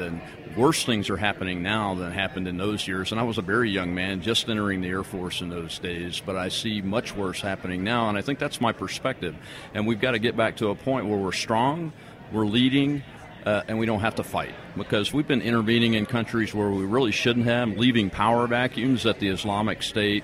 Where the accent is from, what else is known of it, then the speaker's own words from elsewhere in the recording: Louisiana, United States; I'm from Louisiana